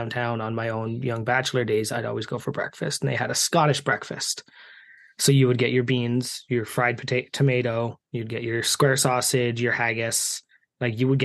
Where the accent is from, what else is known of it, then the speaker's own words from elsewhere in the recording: Canada; Being Canadian